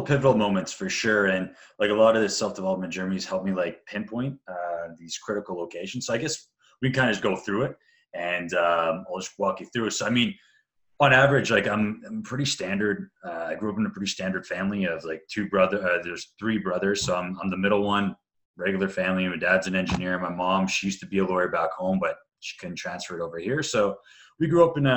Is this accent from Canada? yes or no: yes; Canada; also born or lived in Bosnia; I'm half Croatian, half Serbian, born in Bosnia there. But grew up in Canada